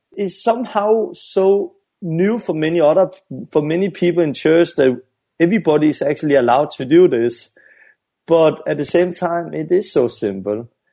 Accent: Denmark; I'm from Denmark and, and it's a Western country

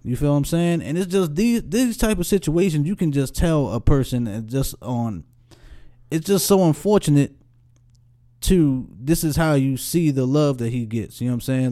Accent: Baltimore, Maryland, United States; Baltimore, my hometown

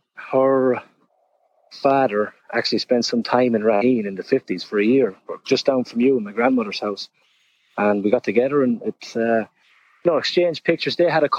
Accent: Ireland; now in New York, United States; I'm originally from Ireland.

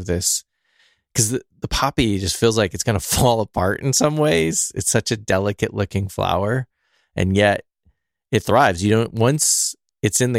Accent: California, United States; I'm a Californian

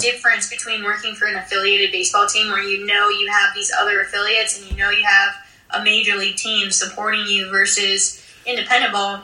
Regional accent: 45 minutes from Williamsport, Pennsylvania, United States; my hometown is 45 minutes from the stadium because I used to commute in, and I we used to go to cross games all the time when I was little

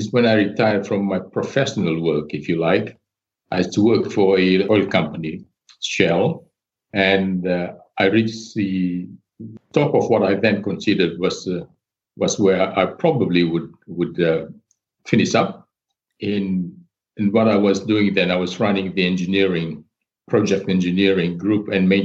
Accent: Fiji; moved away as an adult; also born or lived in Melbourne, Australia; I am from Fiji

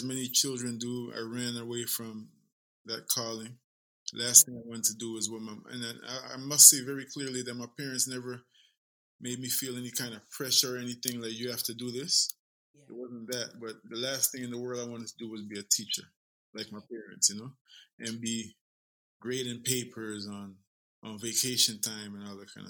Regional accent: Guyana; I am a son of the soil. I'm from Guyana, South America.

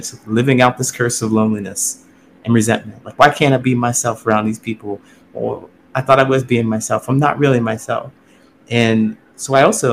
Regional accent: Ohio, United States; moved away as an adult; I grew up in Ohio. Small town in Ohio

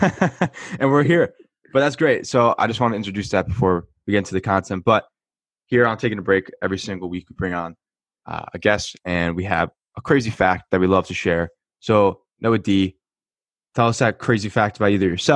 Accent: New Jersey, United States; I'm from New Jersey

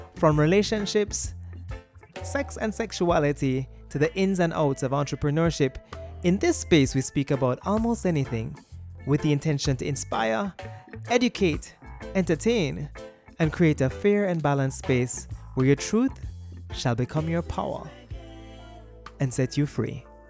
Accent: Saint Andrew, Jamaica; The lovely parish of Saint Andrew. Ah, that's good. I am too. Uh, born and bred

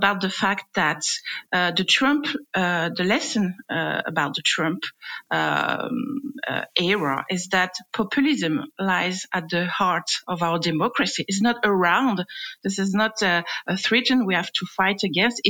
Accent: France; accent: French; English is a second language; my French accent

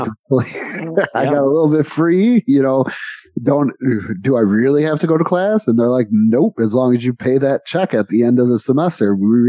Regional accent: New York, United States; now in Texas, United States; We're from New York, from a city, many houses, many buildings, right by Buffalo, so many tall buildings. And then we come to Texas on the outside of a city where it's houses, then ranches.

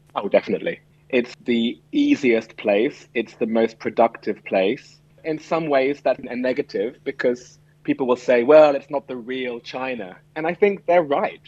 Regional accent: London, United Kingdom; moved away as an adult; also born or lived in Shanghai / Hong Kong / Singapore; I come from London

